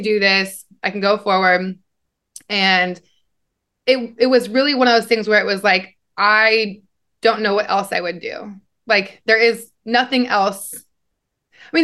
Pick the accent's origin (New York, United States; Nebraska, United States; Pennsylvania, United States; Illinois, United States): Nebraska, United States; moved away; I kind of always knew I was different growing up in Nebraska